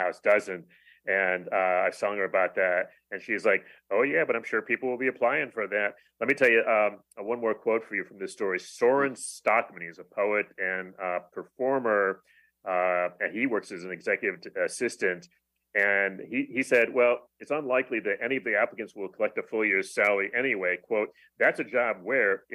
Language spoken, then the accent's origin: English; Rochester, United States; moved away as an adult; also born or lived in Texas; now in Washington, D.C., United States; Rochester, my hometown